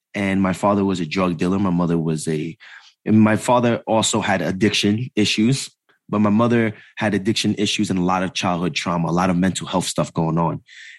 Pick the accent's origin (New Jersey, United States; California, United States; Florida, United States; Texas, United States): New Jersey, United States; Jersey City; born there; So I was born in Jersey City, New Jersey, and born downtown Jersey City, New Jersey.